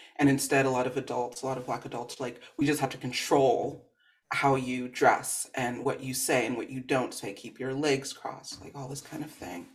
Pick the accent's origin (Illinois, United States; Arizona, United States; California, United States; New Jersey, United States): California, United States; Los Angeles; As a Black girl growing up in the Valley, San Fernando Valley